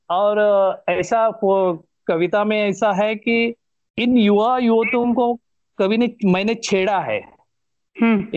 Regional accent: Goa, India; first language Konkani; Hindi is a second language; मेरा गांव मेरा गोवा और मेरी मातृभाषा मातृभूमि

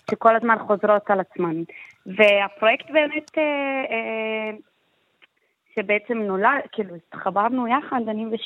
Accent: Jaffa, Tel Aviv District, Israel

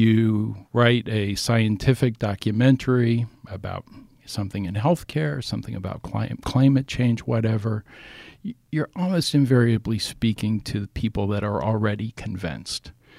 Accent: Ohio, United States; I grew up in Ohio, in southern Ohio, where, you know, many of my or most of my classmates, former classmates, were Trump supporters.

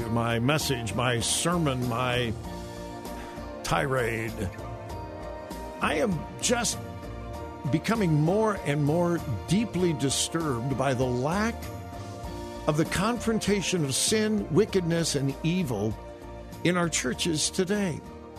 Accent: Southern California, United States; I grew up in Southern California listening to his dad, Jack MacArthur, on the radio

